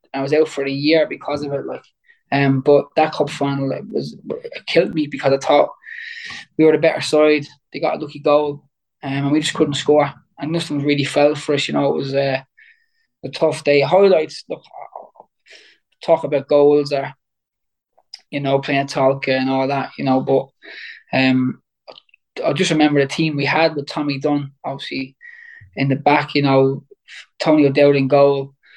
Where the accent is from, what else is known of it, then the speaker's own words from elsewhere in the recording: Waterford, Munster, Ireland; I was in my hometown